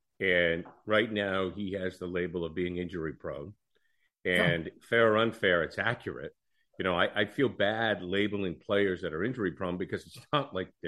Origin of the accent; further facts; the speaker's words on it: Maine, United States; You were in my home country